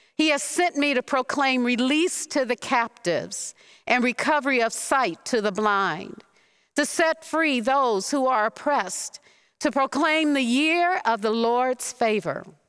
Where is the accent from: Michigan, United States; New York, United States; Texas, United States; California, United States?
Michigan, United States; Detroit; Growing up in Detroit